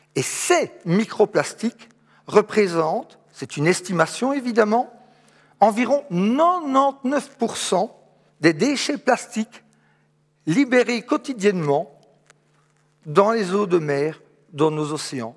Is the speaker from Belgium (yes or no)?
yes; Charleroi, Wallonia, Belgium; Je suis Carolo, ma maman habite ici tout près, à Châtelineau.